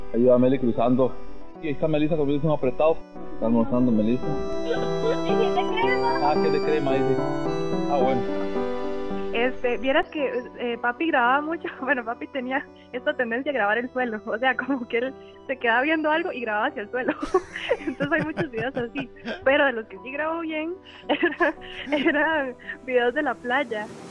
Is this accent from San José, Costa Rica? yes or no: yes; Tibás, San José, Costa Rica; soy de Tibás, fui a Levi's, a la clínica de Tibás